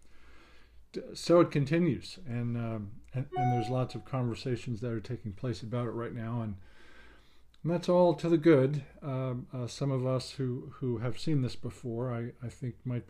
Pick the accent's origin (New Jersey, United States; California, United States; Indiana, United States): New Jersey, United States; moved away; I'm originally from New Jersey